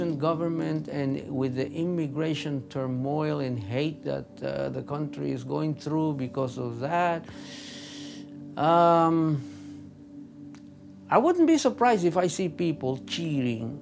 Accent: Dominican Republic; English is a second language; moved away as an adult; now in United States; I am an immigrant like you. I'm Dominican.

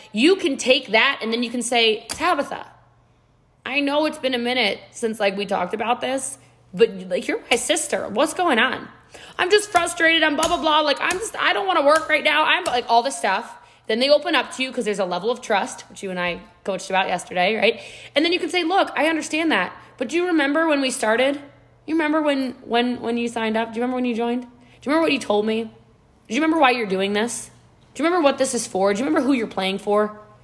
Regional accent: Texas, United States; I'm a Texan too

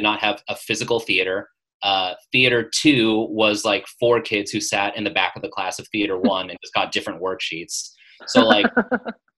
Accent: Las Vegas, Nevada, United States; moved away as an adult; also born or lived in Chicago / New York; now in Los Angeles, United States; So I grew up in Las Vegas

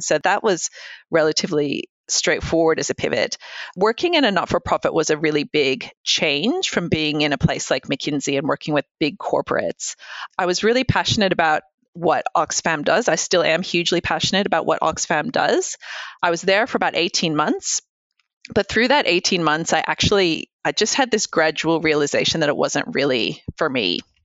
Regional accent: United States; moved away; I grew up in the States

